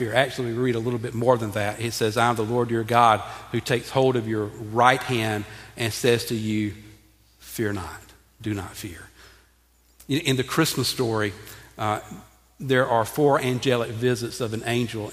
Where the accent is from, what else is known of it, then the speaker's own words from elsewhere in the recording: Graniteville, United States; moved away; where I grew up in Graniteville